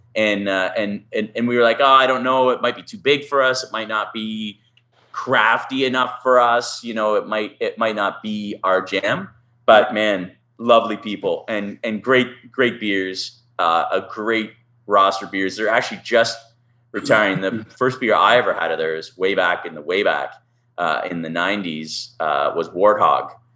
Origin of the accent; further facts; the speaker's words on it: Canada; We're like, oh, Canada